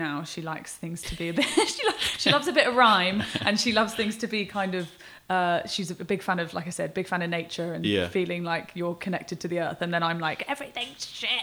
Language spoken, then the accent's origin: English; Swindon, South West England, United Kingdom; moved away; we didn't meet in Swindon, but we're both from Swindon